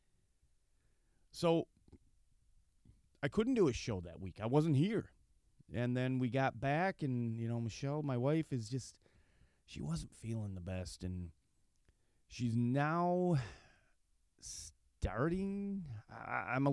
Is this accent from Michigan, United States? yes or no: yes; Michigan, United States; I grew up sheltered here in Michigan